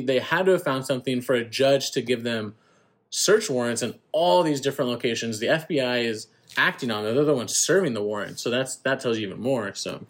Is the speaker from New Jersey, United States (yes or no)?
no; Central Coast, California, United States; Growing up in the Central Coast